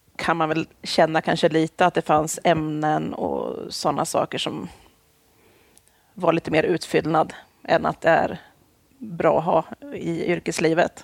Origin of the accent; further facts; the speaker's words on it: Jämtland, Sweden; moved away as an adult; also born or lived in Stockholm; now in Linköping, Sweden; Jag är, jag är född i Stockholm. Jag är Aha. uppvuxen i Jämtland